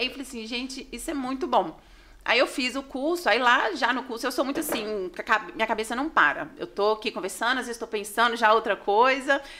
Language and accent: Portuguese; Dom Silvério, Minas Gerais, Brazil; now in Santa Cruz, Brazil; né, igual você falou, eu sou natural de Dom Silvério, hoje atualmente eu moro em Santa Cruz e atendo aqui em Ponte Nova e região